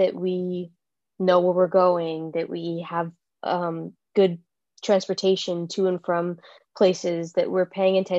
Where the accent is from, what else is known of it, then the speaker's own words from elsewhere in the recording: United States; being American